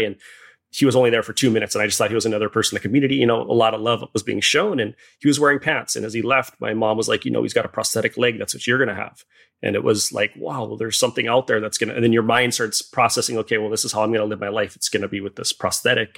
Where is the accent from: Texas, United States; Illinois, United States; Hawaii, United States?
Hawaii, United States; I was born and raised in Hawaii